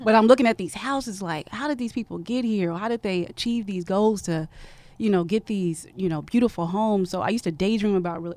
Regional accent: Oregon, United States; moved away as an adult; a girl from Oregon

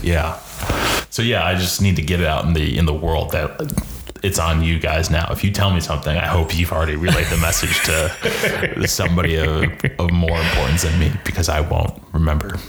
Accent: Jacksonville, Florida, United States; We're from Jacksonville.

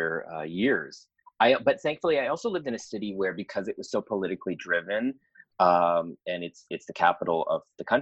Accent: Ottawa, Ontario, Canada; moved away as an adult; now in Toronto, Canada; I grew up 4 hours, like a 4-hour drive away from Toronto, which was Ottawa, the capital of Canada

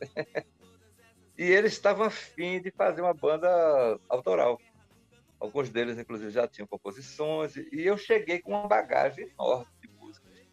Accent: Pernambuco, Brazil; eu tinha uma influência muito forte da música pernambucana, porque eu sou pernambucano

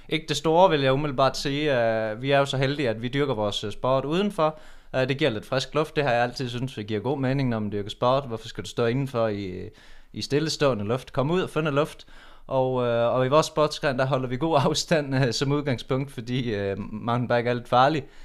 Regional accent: Udbyhøj, Central Denmark Region, Denmark; vi kommer jo fra Udbyhøj

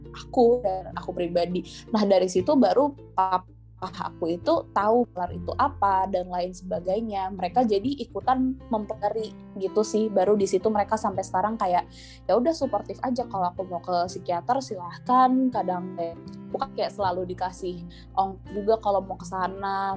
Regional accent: Jakarta, Indonesia; now in Bogor, Indonesia; meskipun aku dulu orang Keta ya aku asli Jakarta

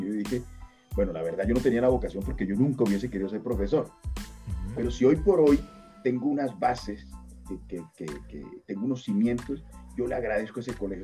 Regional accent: La Guajira, Colombia; soy de La Guajira, Colombia.

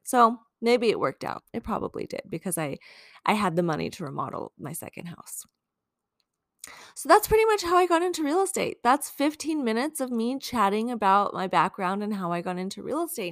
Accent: Long Beach, California, United States; moved away as an adult; also born or lived in Ukraine / Washington, D.C. / Tucson, Arizona; now in San Francisco, United States; I grew up in Long Beach

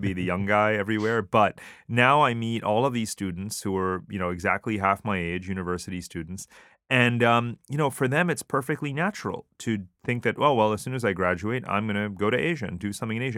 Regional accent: United States; moved away as an adult; now in Singapore; Obviously I'm totally American, but I'm Asian

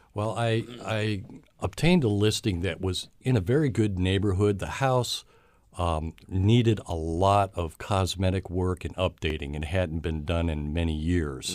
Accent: Cleveland, Ohio, United States; I was born in the outskirts of Cleveland, Ohio

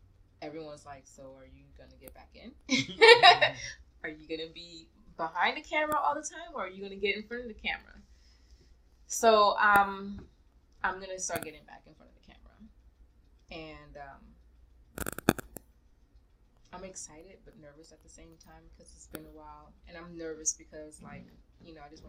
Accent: New York, United States; I grew up in New York

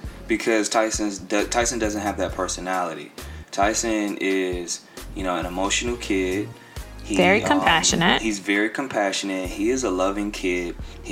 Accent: Lancaster, South Carolina, United States; also born or lived in Jersey City, New Jersey; But for the most part, I'm in the 803. I'm in Lancaster.

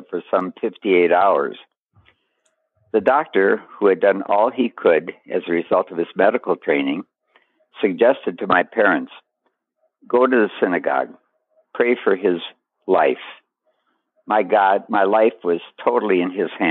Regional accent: Duluth, Minnesota, United States; moved away as an adult; also born or lived in Nyack, New York / Charlotte, North Carolina / Lake Worth, Florida / New York City; I'm from Duluth, Minnesota

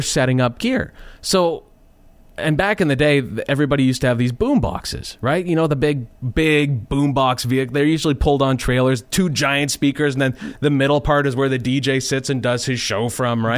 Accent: Lanigan, Saskatchewan, Canada; I'd grown up in Lanigan, Uh, that's my hometown, just a small little town outside of Saskatoon

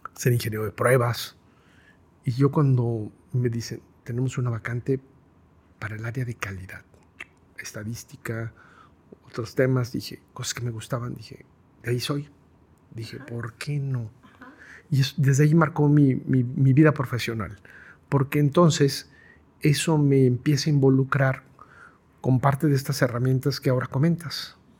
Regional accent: Guadalajara, Jalisco, Mexico; Yo soy tapatío, totalmente, ortodoxo, pudiera definirlo, además recalcarlo, tapatío ortodoxo

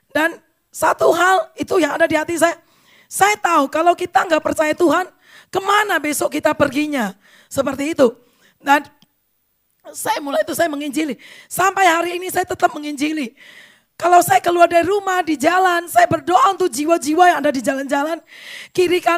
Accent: Medan, North Sumatra, Indonesia; Saya orang Medan. Orang Medan itu biasanya agak keras ya, sombong biasanya ya.

